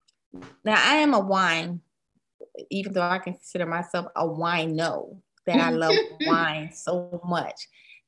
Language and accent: English; the North, United States; we're all from the north